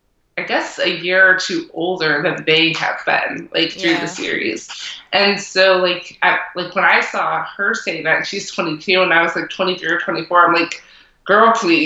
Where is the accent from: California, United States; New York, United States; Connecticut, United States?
Connecticut, United States; now in North Carolina, United States; I'm from Connecticut originally.